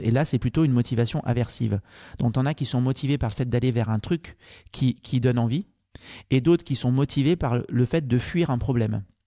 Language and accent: French; Martinique; moved away as an adult; also born or lived in Angers; Je suis originaire de, de Martinique. Mon papa est martiniquais